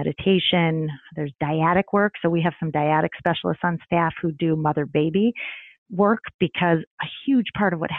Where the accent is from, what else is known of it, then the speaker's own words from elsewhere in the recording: Midwest, United States; now in New York City, United States; I grew up in the Midwest